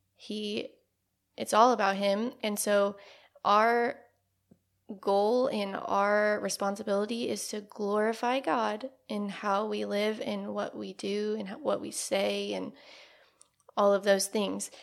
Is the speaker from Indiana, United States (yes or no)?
yes; Northeast Indiana, United States; moved away as an adult; now in Evansville, United States; I grew up in Northeast Indiana, and I came down to Evansville to go to school at U S